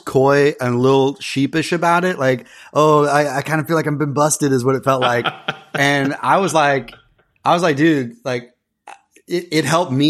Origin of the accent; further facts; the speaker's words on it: Texas, United States; moved away as an adult; now in New York City, United States; I hail originally from Texas, although I'm as much of a New Yorker now. I've lived half my life here in New York City.